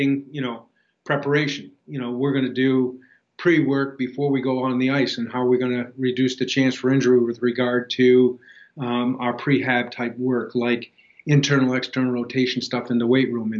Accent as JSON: {"language": "English", "region": "New Hampshire", "country": "United States", "also_born_or_lived": "Mississippi / Pittsburgh / Buffalo", "moved": "as an adult", "said": "I was originally from New Hampshire"}